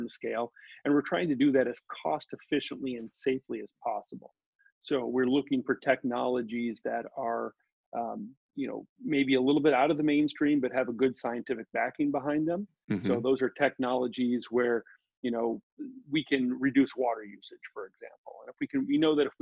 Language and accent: English; Omaha, Nebraska, United States; moved away as an adult; also born or lived in St. Louis, Missouri; Grew up in Omaha, Nebraska, ended up going to University of Nebraska